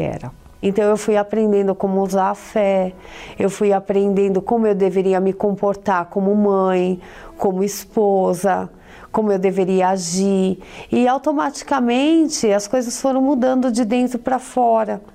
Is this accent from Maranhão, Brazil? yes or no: no; São Paulo, Brazil; eu sou de São Paulo